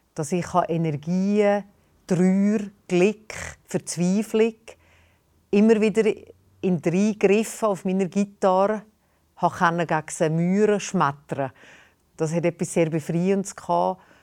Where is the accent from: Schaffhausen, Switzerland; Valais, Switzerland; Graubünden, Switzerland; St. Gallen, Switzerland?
Valais, Switzerland; accent: Walliserdeutsch; Ich bin eine Walliserin. Ich habe eine Mundart, eine spezielle Mundart in der Schweiz